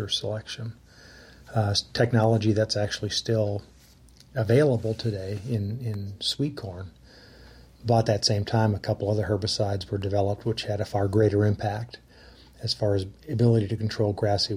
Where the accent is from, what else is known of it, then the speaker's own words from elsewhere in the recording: Minneapolis, Minnesota, United States; now in Texas, United States; I grew up in the heart of Minneapolis